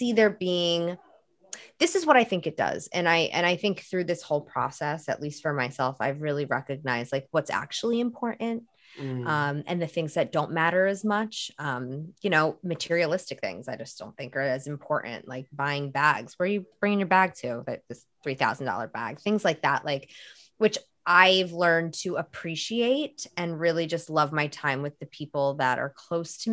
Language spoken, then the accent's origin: English; New Jersey, United States; moved away; also born or lived in New York; I'm from New Jersey and I worked in New York for most of my career